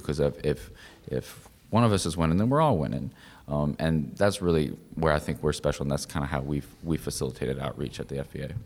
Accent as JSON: {"language": "English", "town": "Lexington", "region": "South Carolina", "country": "United States", "moved": "yes", "said": "I'm from Lexington, South Carolina"}